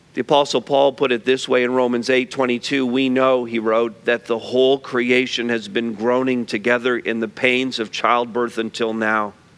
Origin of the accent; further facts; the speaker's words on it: Montreal, Quebec, Canada; moved away; I grew up in Montreal North